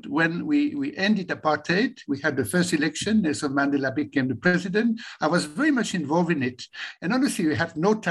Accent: Belgium; moved away as an adult; now in South Africa; I was born in Belgium

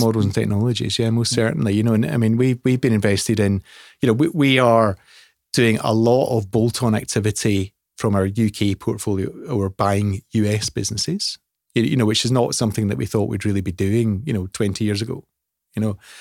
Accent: Scotland, United Kingdom; I'm, I'm, I'm Scottish

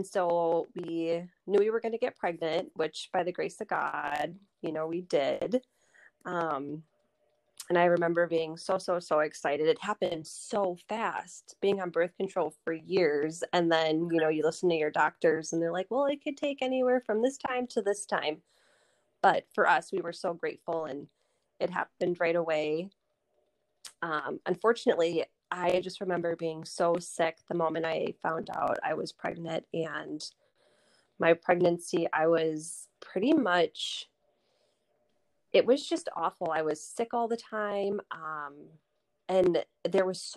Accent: Lake Country area, Oconomowoc, Wisconsin, United States; I live here in Oconomowoc with my husband. We are both from the Lake Country area

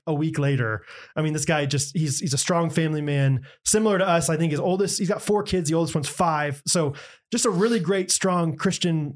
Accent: United States; Born and bred and raised. Born and bred in America.

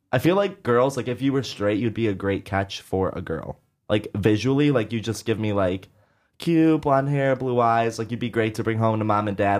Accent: Syracuse, New York, United States; moved away as an adult; now in New York, United States; I grew up in Syracuse

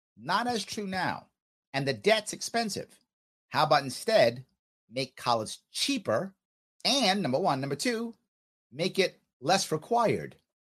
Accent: United States; I'm American

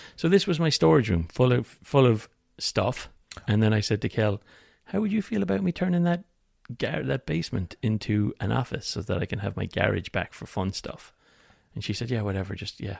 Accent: Ireland; as an Irish

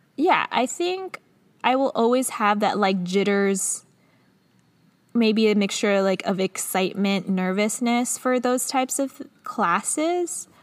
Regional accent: Los Angeles, California, United States; I'm from Los Angeles, but not from Los Angeles. We were in Culver City

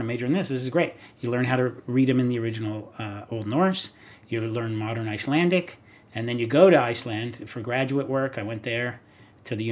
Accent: Rossmoor, California, United States; also born or lived in Long Beach; I grew up in Rossmore

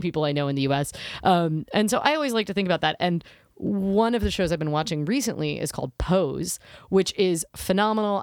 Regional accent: United States; as an American who at the time didn't have health insurance

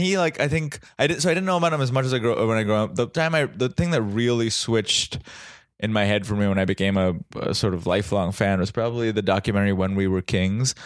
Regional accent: Mumbai, Maharashtra, India; now in United States; I grew up in Mumbai in India

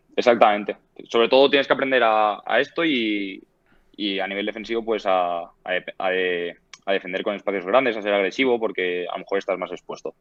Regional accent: Valencia, Valencian Community, Spain; moved away as an adult; now in Sweden; yo soy valenciano y valencianista

